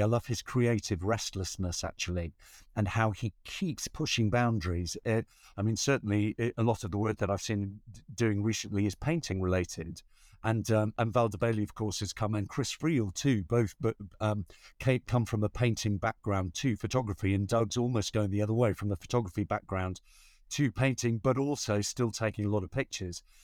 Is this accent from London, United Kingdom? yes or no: no; Newcastle upon Tyne, North East England, United Kingdom; moved away; I'm from Newcastle upon Tyne